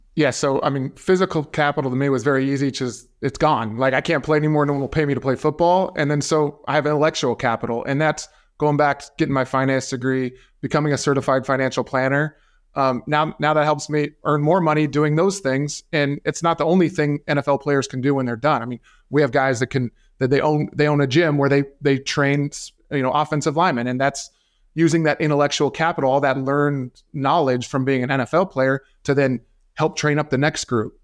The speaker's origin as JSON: {"language": "English", "region": "Arizona", "country": "United States", "tie": "born or raised there", "also_born_or_lived": "Seattle", "said": "here in my home state of Arizona"}